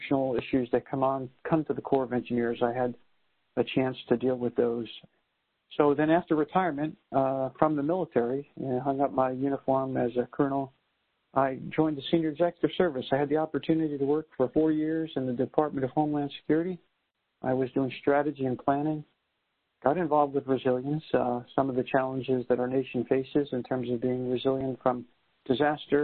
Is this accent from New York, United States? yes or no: yes; New York City, New York, United States; moved away; I'm a New Yorker, a first-generation American